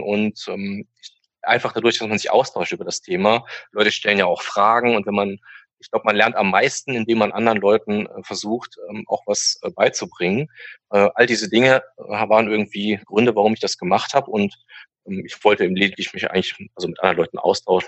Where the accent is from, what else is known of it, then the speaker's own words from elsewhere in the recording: Hürth, North Rhine-Westphalia, Germany; komme aus äh, der Nähe von Köln, Hürth der Ort